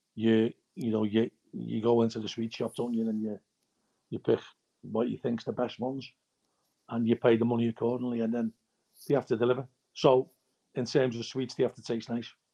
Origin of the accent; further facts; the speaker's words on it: Liverpool, North West England, United Kingdom; I'm from Liverpool